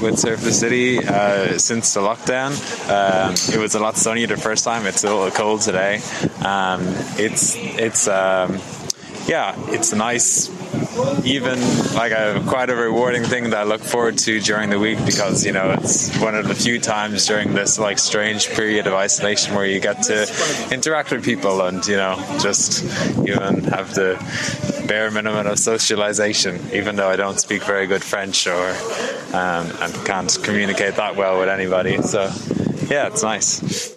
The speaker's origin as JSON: {"language": "English", "country": "Ireland", "moved": "yes", "lives_now": "Brussels, Belgium", "said": "I'm from Ireland"}